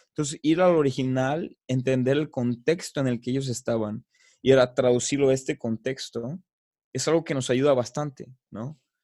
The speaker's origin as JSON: {"language": "Spanish", "country": "Mexico", "moved": "yes", "said": "yo soy de allá, yo soy mexicano"}